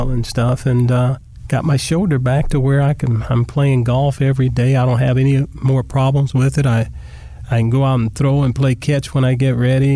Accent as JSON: {"language": "English", "region": "Southern California", "country": "United States", "tie": "born or raised there", "said": "a kid growing up in Southern California"}